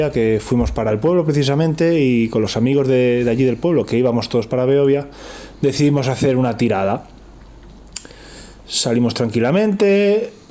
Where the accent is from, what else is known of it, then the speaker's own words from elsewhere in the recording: Madrid, Community of Madrid, Spain; also born or lived in Soria; yo soy un chaval de Madrid